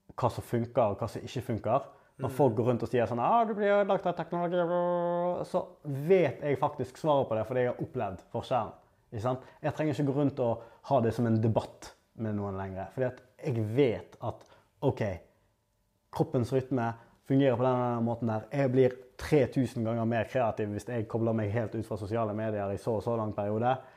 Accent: Norway; Jeg har vært heldig nok å bli født og oppvokst i Norge

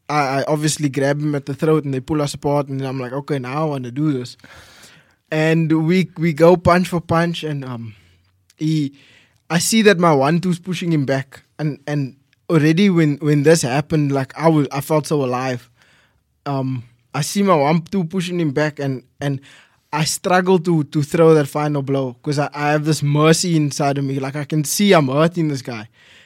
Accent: Mitchells Plain, Western Cape, South Africa; also born or lived in Gordon's Bay / Somerset West / Strand; Yes. I moved quite a bit. Like, I was born in Mitchells Plain.

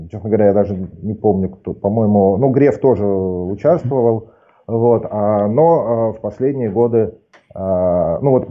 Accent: Saint Petersburg, Russia; Я родился и вырос в Петербурге

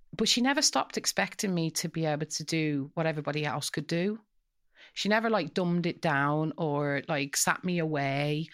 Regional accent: Coventry, West Midlands, United Kingdom; now in Dublin, Ireland; so we grew up in Coventry, and all of the families on our street, it was a council estate

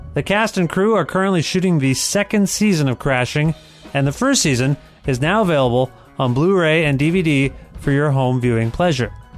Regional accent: Canada; I come from Canada

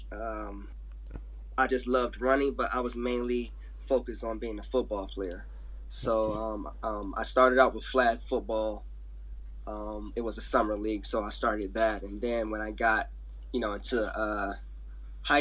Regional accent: Fort Lauderdale, Florida, United States; also born or lived in Apopka, Florida; I didn't grow up in Apopka. I'm actually from Fort Lauderdale, Florida.

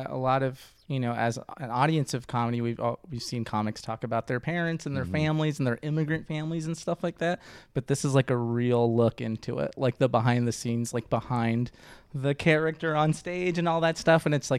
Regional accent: East Coast, United States; Unfortunately, I'm from the East Coast, and that's like, oh, you guys have accents too.

